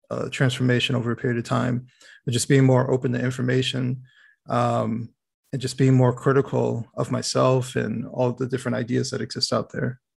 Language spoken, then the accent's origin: English; Detroit, Michigan, United States; born there; So um, I was born in Detroit. Um, kind of moved all over the place throughout the country.